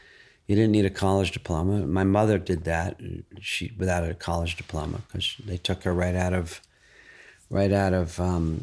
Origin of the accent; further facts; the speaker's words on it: New York, United States; I was from New York.